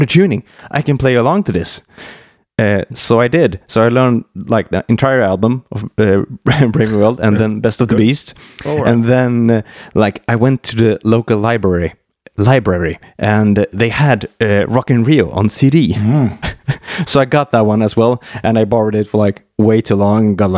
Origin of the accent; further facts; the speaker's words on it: Mora, Dalarna County, Sweden; English is a second language; in the school back in Mora, where I grew up north here in Sweden